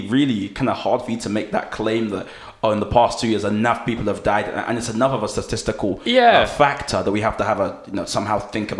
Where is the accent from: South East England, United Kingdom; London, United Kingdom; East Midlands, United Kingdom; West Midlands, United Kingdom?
London, United Kingdom; As a Londoner, I want things to be as fast as they possibly can.